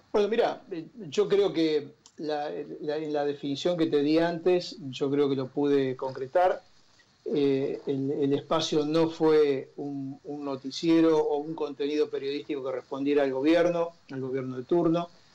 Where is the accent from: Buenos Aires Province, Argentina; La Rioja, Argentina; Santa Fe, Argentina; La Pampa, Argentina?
Santa Fe, Argentina; a town near Rosario; moved away; yo nací en Rosario y estudié en Rosario